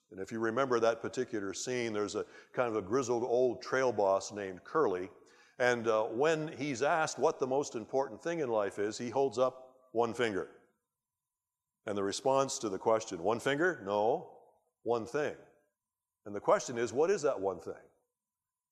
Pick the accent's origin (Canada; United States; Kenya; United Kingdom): Canada; as a Canadian and a, a British subject